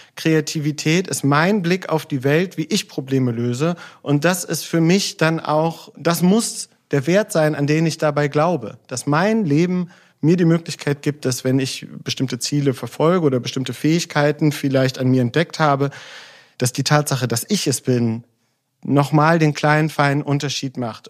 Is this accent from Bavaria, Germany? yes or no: no; Solingen, North Rhine-Westphalia, Germany; Ich bin in Solingen aufgewachsen